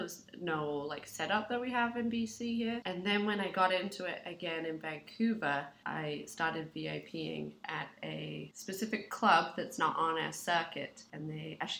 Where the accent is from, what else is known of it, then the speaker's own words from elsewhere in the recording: England, United Kingdom; moved away as an adult; I have a bit of an accent because I'm from England originally, and I moved here 5 or 6 years ago